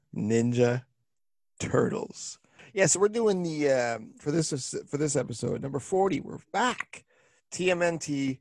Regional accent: Canada; we're a little better off than our southern neighbors

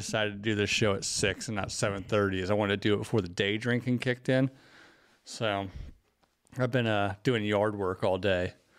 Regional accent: the South, United States; Especially, I grew up in the South where there are, like, those mega churches.

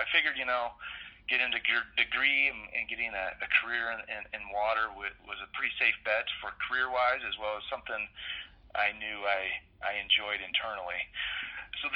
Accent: Pacific Northwest, United States; now in Colorado, United States; And you know, I grew up in the Pacific Northwest where it was rainy, it was wet, we had no issues of drought.

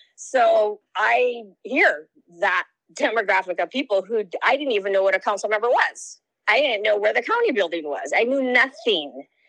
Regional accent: Lahaina, Hawaii, United States; I'm from Lahaina, Maui, Hawaii

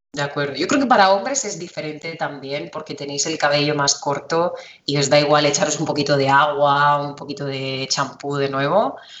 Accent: Spain; de España

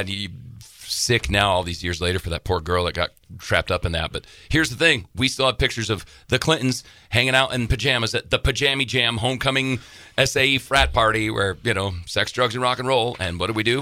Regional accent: Casper, Wyoming, United States; moved away as an adult; now in Montana, United States; I was raised in Casper, Wyoming

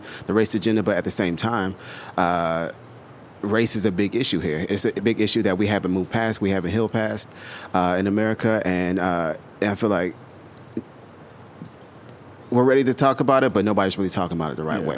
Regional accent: Georgia, United States; moved away as an adult; also born or lived in Germany / Italy; I grew up in Georgia. I grew up in a small country town in Georgia

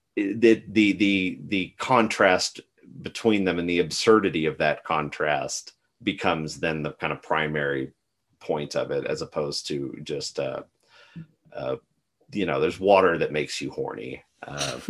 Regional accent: West Texas, United States; growing up in West Texas in the Southwest

